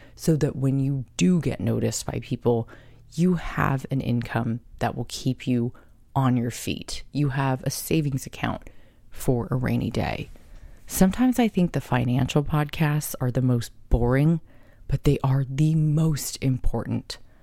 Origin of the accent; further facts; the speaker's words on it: Carlsbad, United States; growing up in Carlsbad